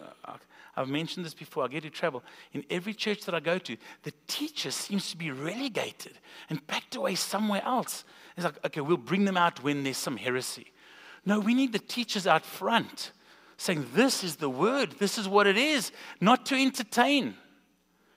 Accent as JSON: {"language": "English", "country": "South Africa", "moved": "yes", "lives_now": "Springfield, United States", "said": "we're from South Africa, if you didn't catch the accent"}